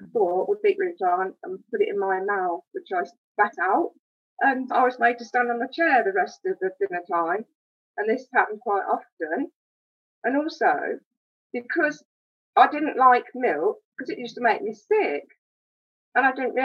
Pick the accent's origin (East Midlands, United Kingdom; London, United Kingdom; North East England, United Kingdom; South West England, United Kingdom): East Midlands, United Kingdom; Wellingborough; I was born in Wellingborough, born and bred. And I used to go to a local school, the Avenue School. I've lived here all my life